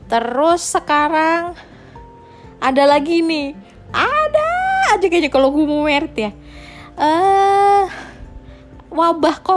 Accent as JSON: {"language": "Indonesian", "region": "Java", "country": "Indonesia", "said": "secara keluarga gue keluarga Jawa nih ya."}